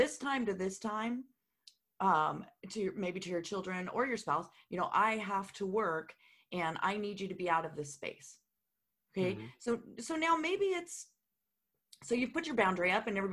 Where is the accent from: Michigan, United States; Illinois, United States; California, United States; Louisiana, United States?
California, United States; moved away; I'm originally from California